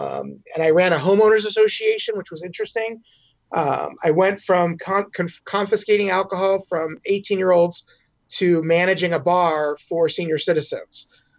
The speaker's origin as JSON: {"language": "English", "region": "East Coast", "country": "United States", "tie": "born or raised there", "said": "that's kind of where I grew up on the East Coast, and then came out here."}